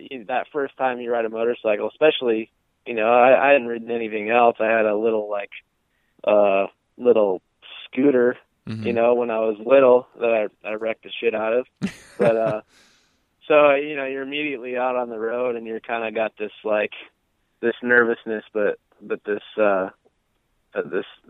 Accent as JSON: {"language": "English", "town": "Genoa", "region": "Illinois", "country": "United States", "tie": "born or raised there", "also_born_or_lived": "Kirkland, Illinois", "said": "I grew up in Genoa, Illinois."}